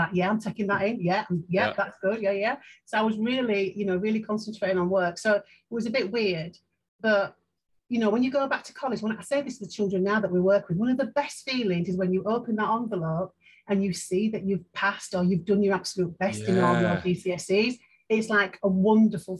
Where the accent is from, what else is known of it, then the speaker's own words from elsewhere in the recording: Leeds, Yorkshire and the Humber, United Kingdom; I'm from Chapeltown in Leeds. And I've left school with nothing